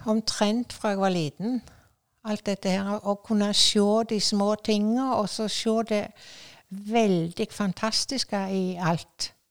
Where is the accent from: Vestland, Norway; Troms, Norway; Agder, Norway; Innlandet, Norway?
Vestland, Norway; Askvik; Jeg vokste jo opp i Askvik, og med den frukthagen og dette så var det bare ene under etter det andre. Og vi hadde høner og ku